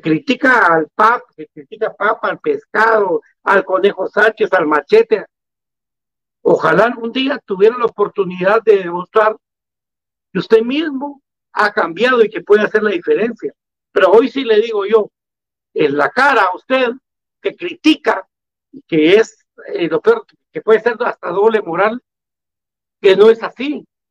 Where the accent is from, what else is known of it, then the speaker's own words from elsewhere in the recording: Guatemala; salí del, mejor colegio de Guatemala, del Liceo de Guatemala